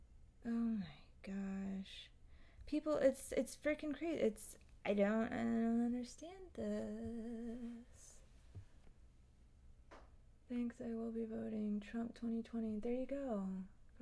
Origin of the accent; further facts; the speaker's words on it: United Kingdom; I am a British person living... okay, no worries. Living in London